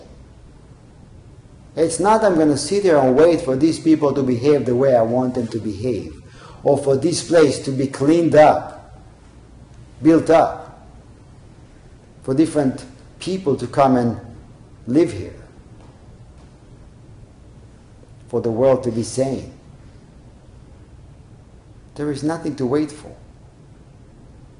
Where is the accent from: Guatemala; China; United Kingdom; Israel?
Israel; when I was growing up in Israel, I was a teenager